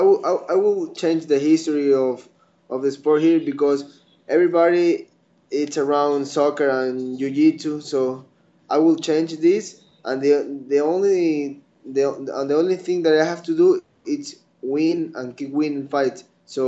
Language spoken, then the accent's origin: English; Ecuador; So people here, this is like a new sport here in the country